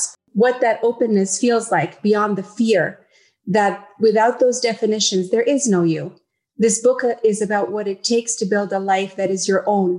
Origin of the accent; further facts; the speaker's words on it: Yemen; moved away as an adult; also born or lived in Uganda; now in Canada; I am a girl from Yemen